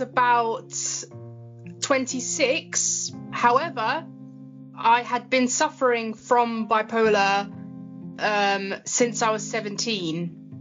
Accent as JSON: {"language": "English", "region": "London", "country": "United Kingdom", "tie": "born or raised there", "said": "I am British. I live in London, England. Uh, I love it here. I love my city. I love my country. And um, I was born and bred here."}